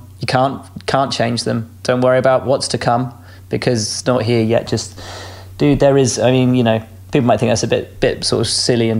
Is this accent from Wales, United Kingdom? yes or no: no; Malvern, West Midlands, United Kingdom; which I grew up in Malvern, so on the Malvern Hill.